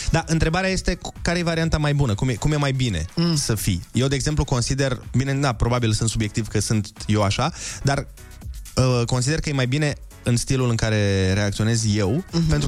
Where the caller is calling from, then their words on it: Lupen, Hunedoara County, Romania; din Lupen, v-am salutat.